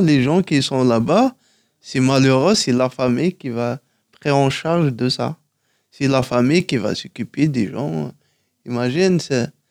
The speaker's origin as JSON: {"language": "French", "town": "Tizi Ouzou", "region": "Tizi Ouzou Province", "country": "Algeria", "tie": "born or raised there", "first_language": "Kabyle", "second_language": "French", "moved": "as an adult", "lives_now": "Paris, France", "said": "à Tizi Ouzou, ouais, en Kabylie."}